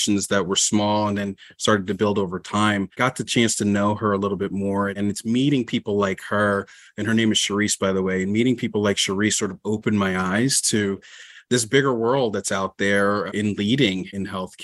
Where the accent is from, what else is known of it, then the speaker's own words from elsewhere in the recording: just outside of Atlantic City, New Jersey, United States; I'm from South Jersey originally, and just outside of Atlantic City